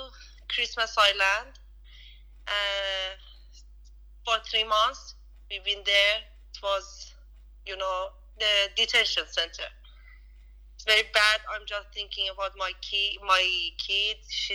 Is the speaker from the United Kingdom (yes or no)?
no; Iran; English is a second language; moved away as an adult; now in Australia; When I was living in Iran, in my country